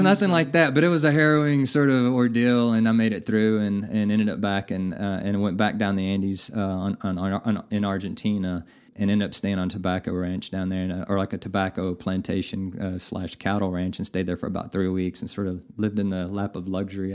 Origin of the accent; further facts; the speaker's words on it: Navasota, Texas, United States; moved away as an adult; now in Amarillo, United States; I'm originally from Navasota, which is about okay. 70 miles north of Houston, a uh, smaller town, about oh, seven or eight thousand